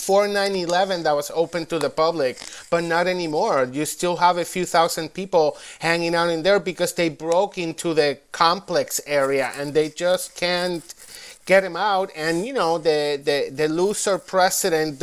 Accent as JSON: {"language": "English", "country": "Puerto Rico", "moved": "yes", "lives_now": "Washington, D.C., United States", "said": "Boricua, living in D.C."}